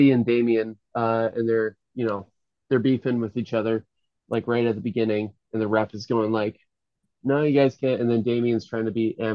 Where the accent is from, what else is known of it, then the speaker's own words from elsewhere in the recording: United States; I'm American.